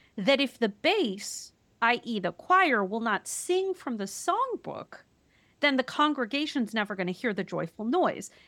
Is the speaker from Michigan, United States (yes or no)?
no; Wisconsin, United States; I'm from Wisconsin